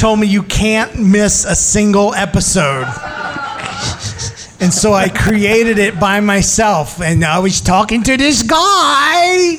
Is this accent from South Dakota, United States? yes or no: no; St. Louis, Missouri, United States; moved away; We grew up. I moved away from St. Louis.